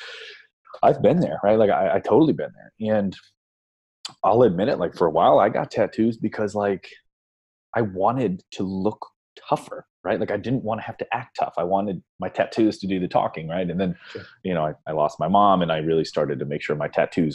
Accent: Northeast Ohio, United States; I grew up in Northeast Ohio

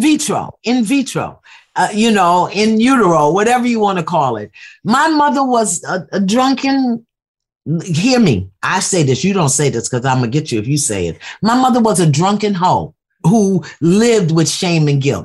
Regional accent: New York City, New York, United States; I'm from Brooklyn

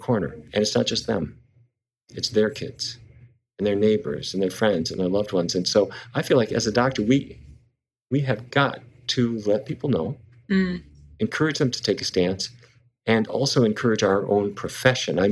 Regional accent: Fargo, North Dakota, United States; moved away; I grew up in Fargo, North Dakota

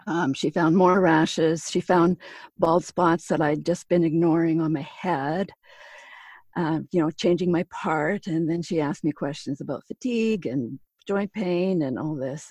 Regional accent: Pine Falls, Manitoba, Canada; moved away; my hometown, which is Pine Falls, Manitoba

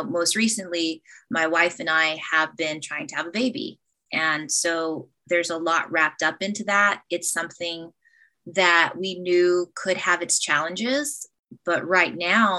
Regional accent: United States; I'm half Black and Filipino, and I'm an American

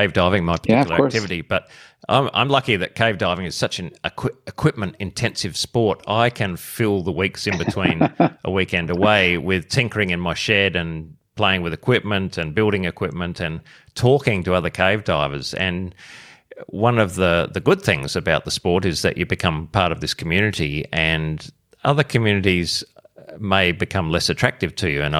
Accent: Australia; as part of my role as Australian of the Year last year

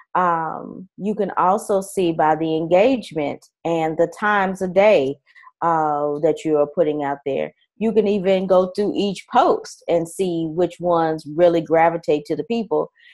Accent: Nashville, Tennessee, United States; moved away; also born or lived in California / Alabama / Colorado; I am from Nashville, Tennessee. I have also been, uh, lived in California as well as Alabama and Colorado

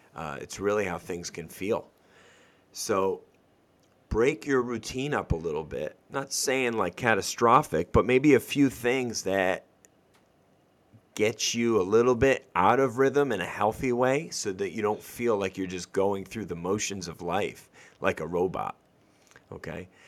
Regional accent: Northeast, United States; moved away; I grew up in the Northeast

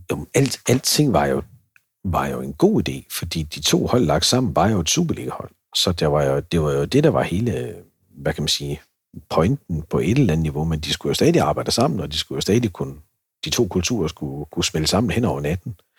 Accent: Herning, Central Denmark Region, Denmark; also born or lived in Lind; jeg er fra Herning og, og øh, opvokset i Vestjylland

